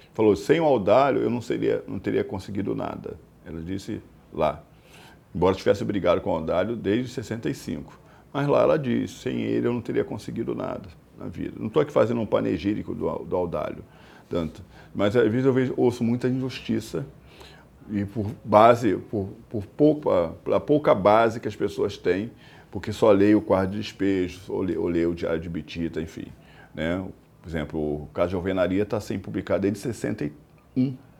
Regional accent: Brazil; como brasileiro

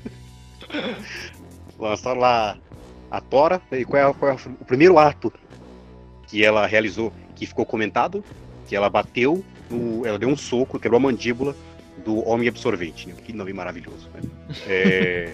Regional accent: Paulista, São Paulo, Brazil; sou paulista

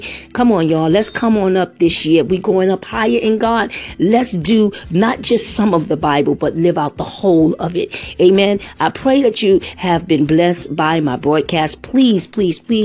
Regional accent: New York City, New York, United States; I grew up in the Bronx

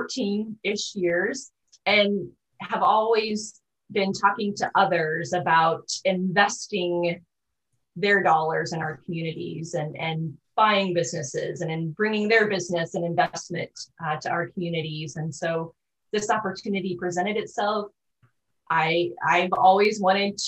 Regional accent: O'Neill, Nebraska, United States; also born or lived in Boyd County, Nebraska; I am a lifelong resident of Northeast Nebraska. So I was actually born in O'Neill, attended grade school, junior high in O'Neill

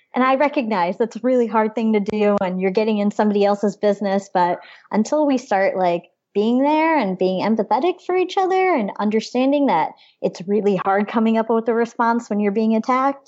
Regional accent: Mexico, Missouri, United States; I was born in Mexico, Missouri

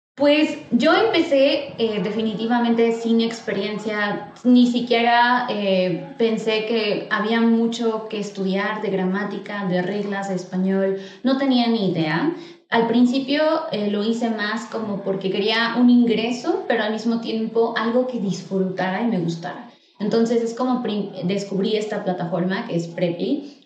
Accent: State of Mexico, Mexico; now in Mexico City, Mexico; yo soy del Estado de México, pero actualmente estoy viviendo en la Ciudad de México

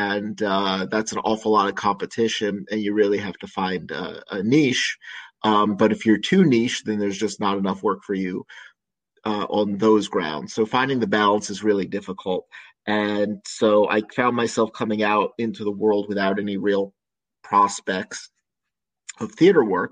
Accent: New York area, United States; moved away as an adult; also born or lived in Richmond, Virginia; I grew up in the New York area, and I went to college in New York City at NYU, studying theater

